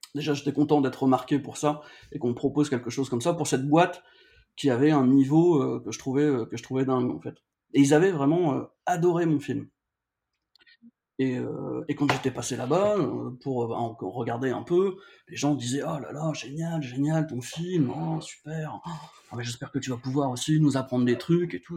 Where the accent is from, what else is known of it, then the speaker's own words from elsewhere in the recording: Valenciennes, Hauts-de-France, France; je suis du nord de la France, je viens de Valenciennes